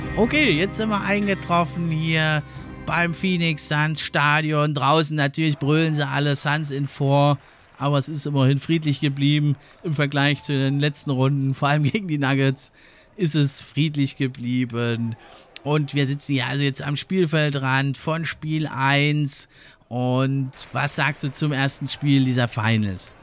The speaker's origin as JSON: {"language": "German", "country": "Germany", "said": "wir als Deutsche"}